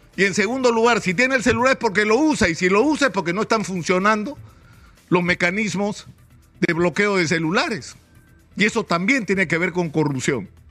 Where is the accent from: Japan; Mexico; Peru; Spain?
Peru